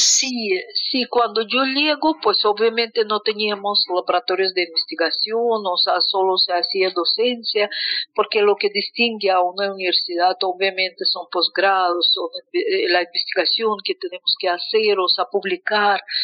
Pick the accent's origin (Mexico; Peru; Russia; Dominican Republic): Russia; Moscow; Spanish is a second language; moved away as an adult; now in Colombia; a sitios donde nací, caminando por Moscú